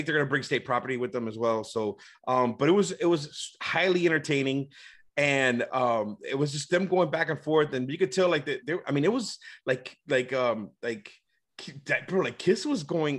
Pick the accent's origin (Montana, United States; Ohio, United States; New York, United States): New York, United States; And he drops the Ja Rule song, because I'm from New York.